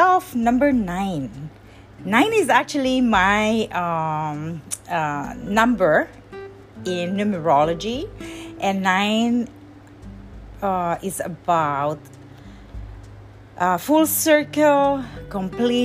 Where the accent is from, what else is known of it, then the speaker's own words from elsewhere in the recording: Parañaque, Metro Manila, Philippines; moved away; I grew up when I was a child, I grew up in Parañaque, in Manila